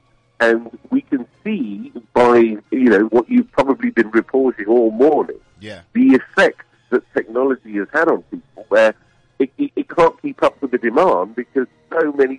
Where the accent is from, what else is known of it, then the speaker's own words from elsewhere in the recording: United Kingdom; moved away; As you can probably tell, my accent isn't a local one.